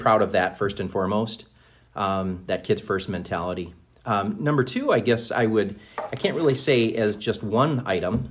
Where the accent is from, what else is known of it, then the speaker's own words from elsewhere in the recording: Minnesota, United States; moved away as an adult; also born or lived in Big Rapids, Michigan / Ludington, Michigan; now in Charlevoix, United States; growing up in Minnesota